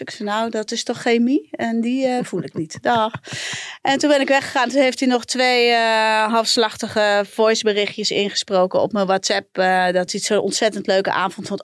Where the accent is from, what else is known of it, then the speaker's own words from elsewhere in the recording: a village in Brabant, North Brabant, Netherlands; ik ben in Brabantsdorp opgegroeid